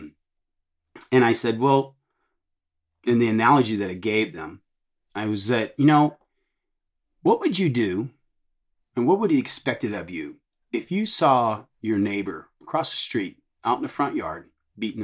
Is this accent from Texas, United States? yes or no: yes; Texas, United States; I'm from Texas